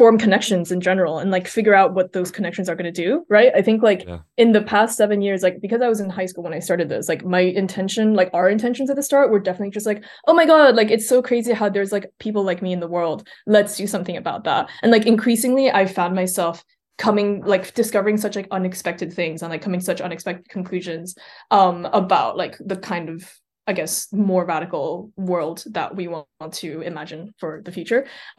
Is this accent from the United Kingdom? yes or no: no; Switzerland; also born or lived in China; I think like I was born in China and I moved to Switzerland when I was a baby and I grew up there.